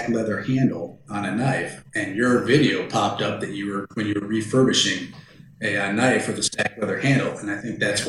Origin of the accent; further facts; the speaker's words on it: Midwest, United States; Growing up in the Midwest, we always had, you know, Renaissance fairs, 4-H fairs, all these other little things.